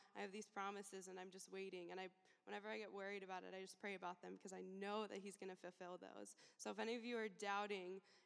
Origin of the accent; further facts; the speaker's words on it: Alaska, United States; moved away as an adult; now in Champaign, United States; I'm from Alaska